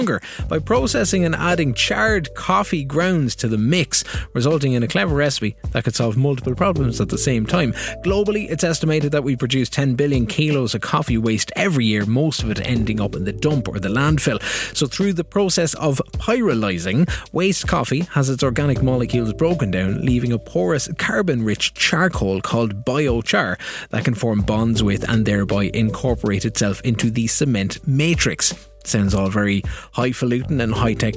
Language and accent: English; Kilkenny, Leinster, Ireland; my hometown in Kilkenny